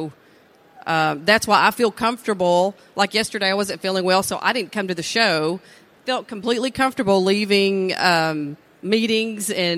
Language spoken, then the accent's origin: English; East Texas, United States; I have a pretty diverse background for being, you know, born and raised in East Texas.